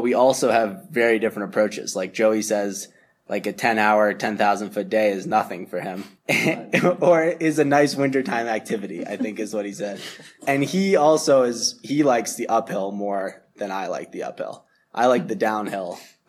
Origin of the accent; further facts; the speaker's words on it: Massachusetts, United States; I grew up just outside of Boston and slowly moved further and further into the suburbs until I was in like elementary school.